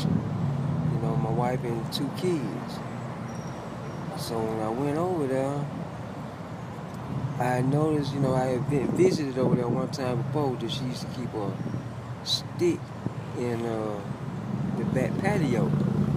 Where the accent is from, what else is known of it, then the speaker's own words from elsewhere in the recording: Atlanta, Georgia, United States; I'm from Atlanta